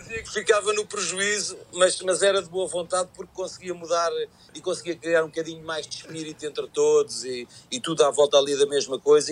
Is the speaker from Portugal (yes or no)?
yes; Portugal; como, português